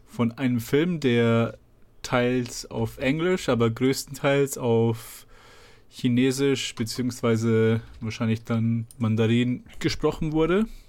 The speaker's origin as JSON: {"language": "German", "country": "Germany", "tie": "born or raised there", "said": "ich bin in Deutschland geboren und aufgewachsen, meine Eltern sind hierher gezogen"}